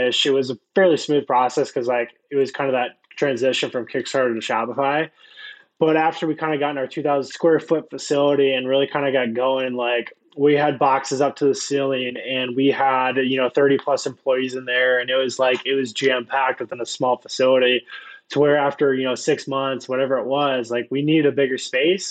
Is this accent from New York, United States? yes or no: no; Iowa, United States; had no stoplights, like very small Iowa town. Grew up there